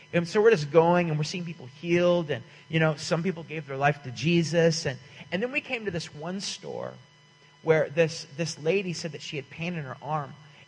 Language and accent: English; California, United States; And I'm like, hey, man, we're from California.